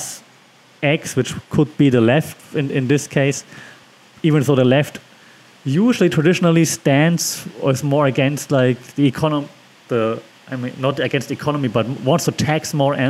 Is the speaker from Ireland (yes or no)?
no; Germany; because I'm from Germany